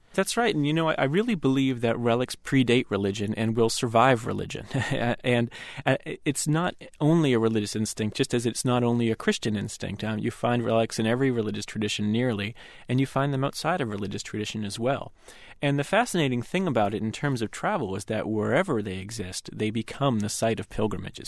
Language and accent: English; United States; an American Catholic, growing up far from where the vast majority of relics are